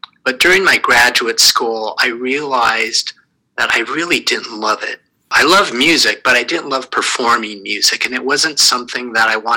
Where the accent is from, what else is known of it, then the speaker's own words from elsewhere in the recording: Santa Rosa, California, United States; moved away as an adult; also born or lived in New York City / Boston; now in Connecticut, United States; I was born and grew up in California. I'm from the West Coast, in the city of Santa Rosa